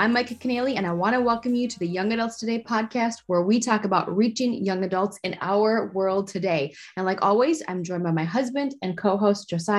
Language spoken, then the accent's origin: English; North Dakota, United States; moved away; And I'm from North Dakota. So when I lived in North Dakota, I would drink out of mason jars